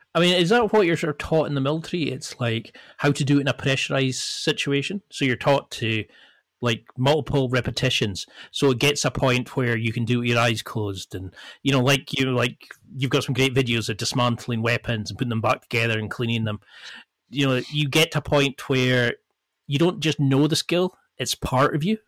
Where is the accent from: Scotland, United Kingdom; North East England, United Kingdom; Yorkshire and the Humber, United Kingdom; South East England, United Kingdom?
Scotland, United Kingdom; the Highlands; I come from the Highlands and you're two hours away from the nearest, like, part shop